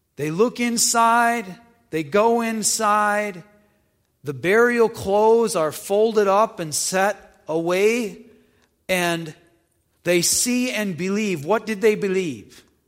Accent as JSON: {"language": "English", "region": "North Dakota", "country": "United States", "tie": "born or raised there", "also_born_or_lived": "Illinois", "moved": "as an adult", "said": "I grew up in North Dakota, and went to college in Illinois."}